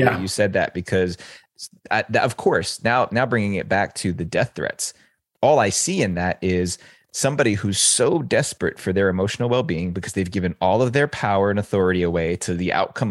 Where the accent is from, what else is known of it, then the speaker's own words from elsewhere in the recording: United States; I grew up right outside New York City and very close